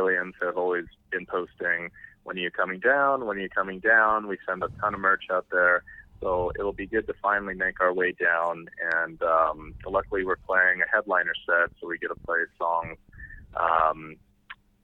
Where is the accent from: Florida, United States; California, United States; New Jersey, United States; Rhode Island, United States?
California, United States; moved away as an adult; now in Texas, United States; I moved here about 2 years ago. I was originally from California, but Texan now.